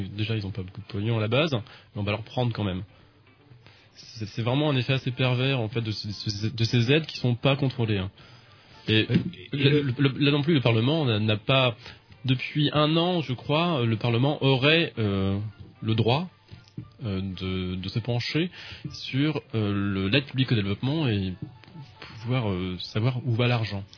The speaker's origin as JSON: {"language": "French", "country": "France", "said": "je suis français"}